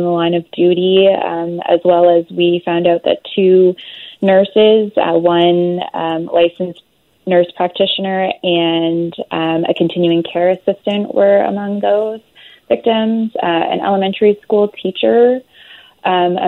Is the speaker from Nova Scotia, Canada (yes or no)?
yes; Truro, Nova Scotia, Canada; now in Halifax, Canada; I live in Halifax, but I'm actually from Truro, and I have a cottage out near Portapique